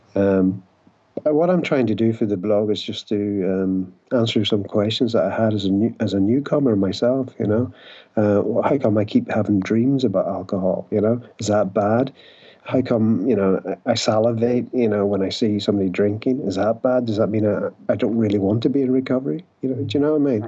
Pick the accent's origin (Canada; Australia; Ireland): Ireland; I'm an Irish alcoholic